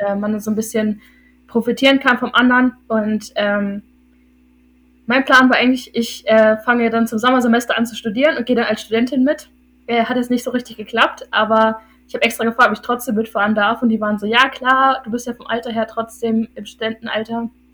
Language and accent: German; Hildesheim, Lower Saxony, Germany; ich bin 21 und ich komme aus Hildesheim. Das ist in Niedersachsen